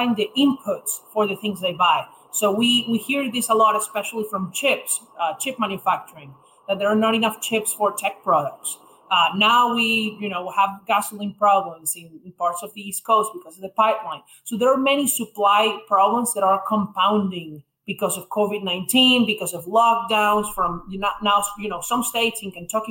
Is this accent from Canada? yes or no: no; Venezuela; moved away as an adult; also born or lived in Indiana, United States; now in New York, United States; I'm originally from Venezuela, where I went to high school, left in 2016